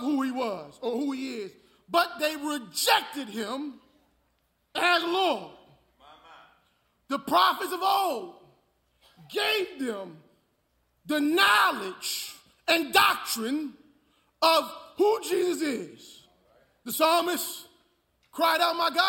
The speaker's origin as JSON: {"language": "English", "town": "North Brunswick", "region": "New Jersey", "country": "United States", "moved": "yes", "lives_now": "Houston, United States", "said": "I'm from North Brunswick, New Jersey"}